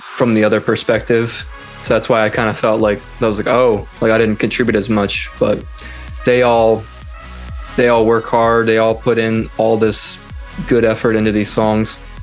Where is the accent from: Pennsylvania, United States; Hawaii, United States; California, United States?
Pennsylvania, United States; Philadelphia; I am from Pennsylvania, Philadelphia, or Philadelphia, Pennsylvania